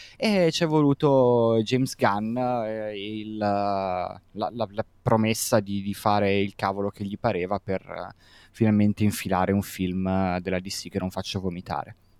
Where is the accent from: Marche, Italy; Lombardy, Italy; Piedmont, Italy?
Lombardy, Italy; Milan; come milanese